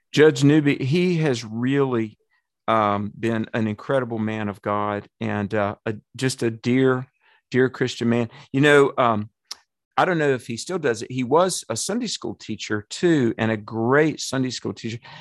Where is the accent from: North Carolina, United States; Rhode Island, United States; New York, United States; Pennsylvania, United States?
North Carolina, United States; Alamance County; accent: southern; David and Clyde Albright and I, we grew up in Buffalo Presbyterian Church